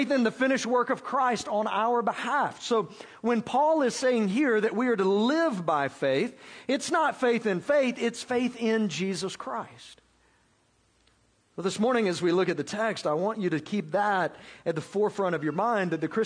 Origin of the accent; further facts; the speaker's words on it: South Georgia, United States; I grew up in South Georgia, God's country, right? Grew up in South Georgia